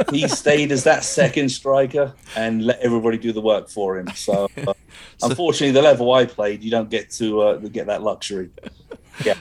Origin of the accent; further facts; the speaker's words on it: Bournemouth, South West England, United Kingdom; moved away; also born or lived in Poole, Dorset; even though I say I'm from Bournemouth, I was actually born in Poole